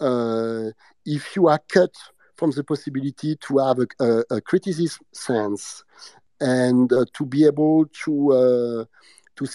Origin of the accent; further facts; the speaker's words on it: France; accent: French; English is a second language; my bad English and my French accent